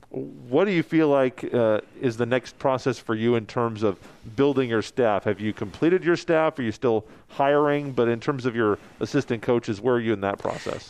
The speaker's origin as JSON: {"language": "English", "town": "Topeka", "region": "Kansas", "country": "United States", "tie": "born or raised there", "also_born_or_lived": "Lawrence", "said": "I grew up in Topeka"}